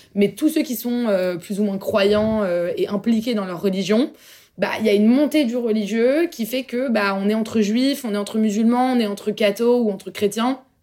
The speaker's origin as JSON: {"language": "French", "town": "Paris", "region": "Île-de-France", "country": "France", "said": "je suis parisienne euh, en fait euh, voilà. Je suis française."}